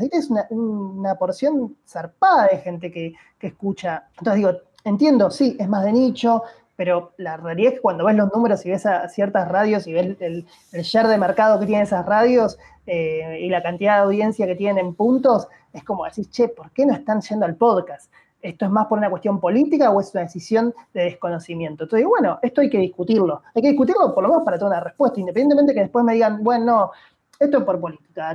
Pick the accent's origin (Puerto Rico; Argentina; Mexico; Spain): Argentina; Buenos Aires; Yo soy porteño, amo a mi ciudad